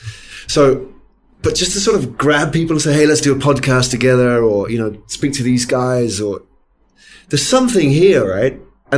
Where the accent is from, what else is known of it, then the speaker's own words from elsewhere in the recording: United Kingdom; when I first went to Silicon Valley, I thought it's because I'm British.